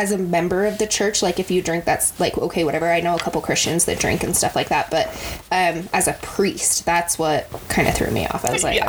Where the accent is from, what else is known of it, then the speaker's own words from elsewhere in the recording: Utah, United States; we grew up in Utah. So we were surrounded by like the LDS church.